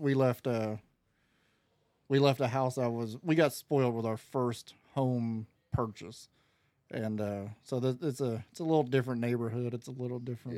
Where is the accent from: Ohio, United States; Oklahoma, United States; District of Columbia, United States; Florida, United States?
Florida, United States; I'm from Florida.